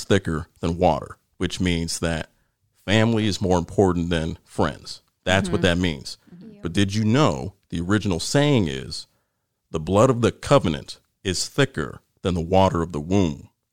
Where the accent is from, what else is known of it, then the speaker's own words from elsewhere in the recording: Ohio, United States; moved away; also born or lived in North Carolina; I'm from Ohio.